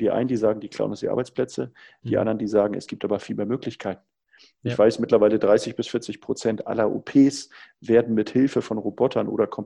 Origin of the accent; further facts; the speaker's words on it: Hamburg, Germany; so ein Windrad hier oben in Norddeutschland bei uns, ich komme ja aus Hamburg